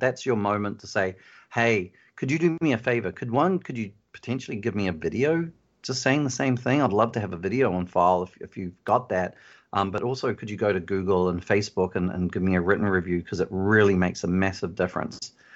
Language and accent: English; New Zealand; now in Phoenix, United States; originally I'm from New Zealand